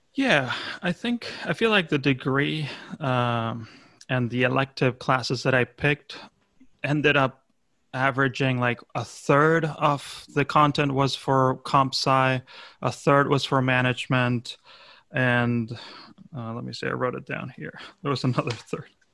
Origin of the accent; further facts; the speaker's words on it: Argentina; my home country of Argentina